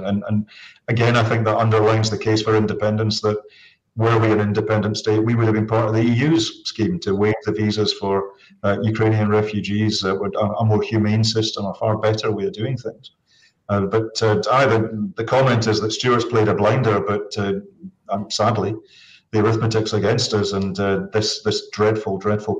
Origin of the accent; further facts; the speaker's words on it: Saudi Arabia; So I grew up as an immigrant